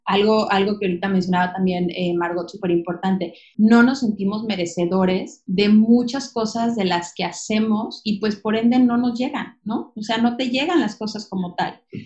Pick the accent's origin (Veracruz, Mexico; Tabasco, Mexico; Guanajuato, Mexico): Guanajuato, Mexico; León; moved away as an adult; now in Playa del Carmen, Mexico; cuando yo decido salirme de León, que es mi ciudad natal, voy a cumplir 30 años.